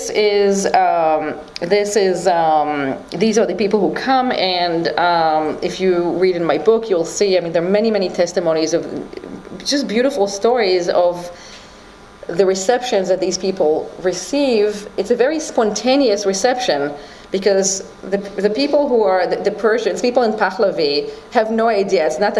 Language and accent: English; Tehran, Tehran Province, Iran; born there; I was born in Tehran.